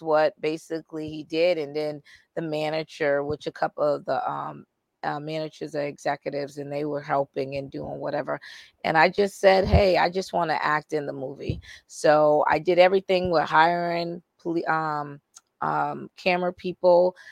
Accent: Boston, Massachusetts, United States; moved away as an adult; also born or lived in Indiana; I'm from Boston

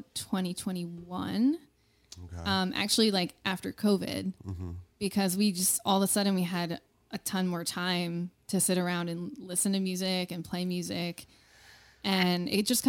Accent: Middletown, New Jersey, United States; I'm from Middletown.

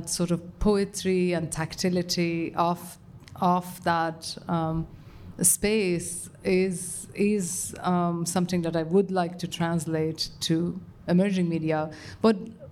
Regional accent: Iran; moved away; I grew up in Iran with the experiences that comes

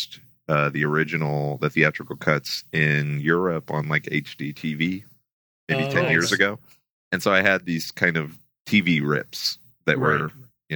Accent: Houston, Texas, United States; I grew up in Houston

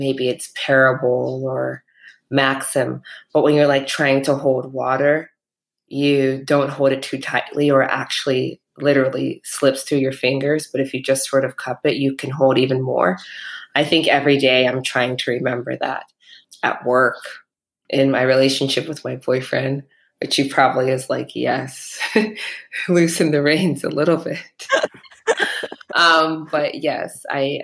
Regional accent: Midwest, United States; moved away as an adult; also born or lived in New York; I'm from the Midwest originally, and my parents are immigrants here

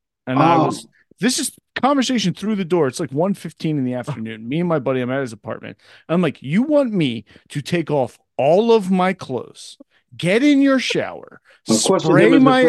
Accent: Scotland, United Kingdom; I'm a Scotsman.

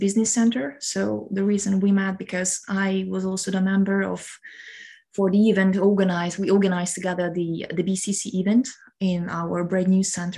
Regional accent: Hungary; moved away as an adult; now in Luxembourg; not to stay in my hometown or even not in Hungary

